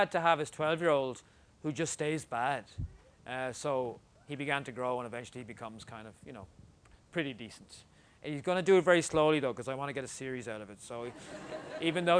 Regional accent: Ireland; I'm Irish

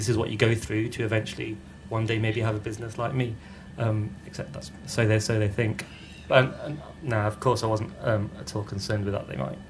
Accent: India; born there; and I was born in India. I've never spent, you know, I've not grown up there.

